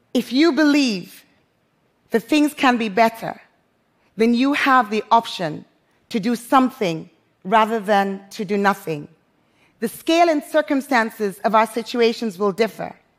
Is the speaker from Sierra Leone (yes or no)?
yes; Freetown, Western Area, Sierra Leone; moved away as an adult; also born or lived in London; my hometown, Freetown, Sierra Leone